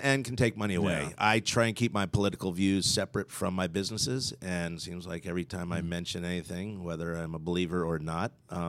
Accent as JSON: {"language": "English", "town": "Philadelphia", "region": "Pennsylvania", "country": "United States", "tie": "born or raised there", "said": "Philly area."}